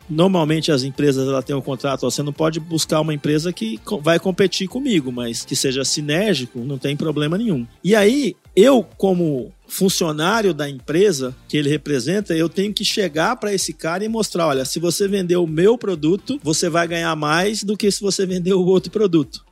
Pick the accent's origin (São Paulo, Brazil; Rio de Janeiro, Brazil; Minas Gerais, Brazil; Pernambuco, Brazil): São Paulo, Brazil; eu sou nascido em São Paulo, capital